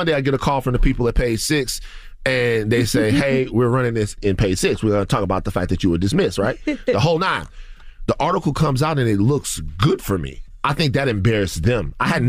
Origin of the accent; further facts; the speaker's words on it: Louisiana, United States; I'm from South Louisiana, and I watched a hurricane come through and devastate my community and devastate my relatives and family members.